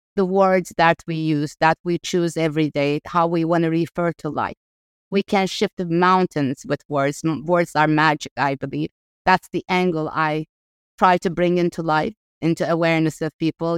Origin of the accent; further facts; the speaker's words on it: Ankara, Turkey; moved away as an adult; also born or lived in Los Angeles; I grew up in Ankara